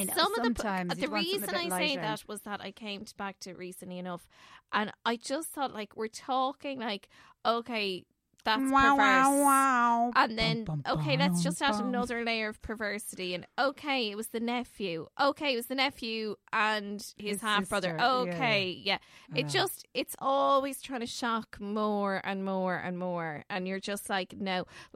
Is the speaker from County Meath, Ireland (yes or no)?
no; Leixlip, County Kildare, Ireland; I'm from Leixlip, really. It's a mishmash between Leixlip and Dingle and everything in between.